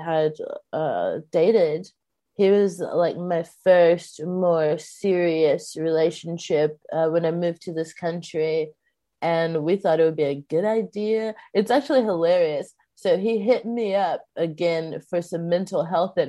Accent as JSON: {"language": "English", "region": "Texas", "country": "United States", "tie": "born or raised there", "said": "I grew up in Texas, and I, you know, grew up in Baptist churches"}